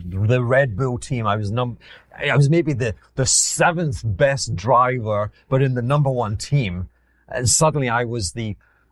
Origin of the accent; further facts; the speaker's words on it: Glasgow, Scotland, United Kingdom; accent: Glaswegian; moved away; also born or lived in Edinburgh; my Glaswegian accent